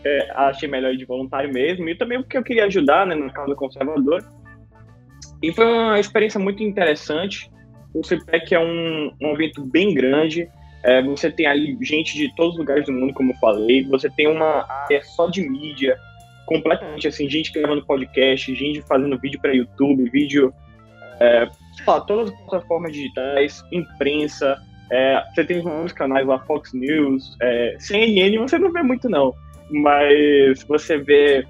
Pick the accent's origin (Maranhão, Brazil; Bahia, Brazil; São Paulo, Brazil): Bahia, Brazil; Salvador; now in United States; sou de Salvador, Bahia